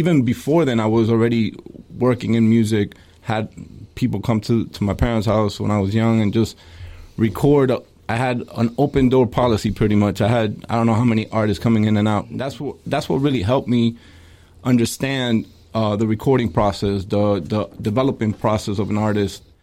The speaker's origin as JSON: {"language": "English", "region": "New York", "country": "United States", "tie": "born there", "said": "Well, I was born in New York."}